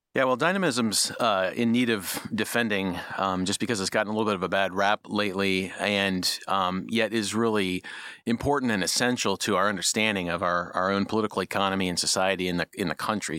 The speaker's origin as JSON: {"language": "English", "region": "Midwest", "country": "United States", "moved": "yes", "said": "I'm from the Midwest"}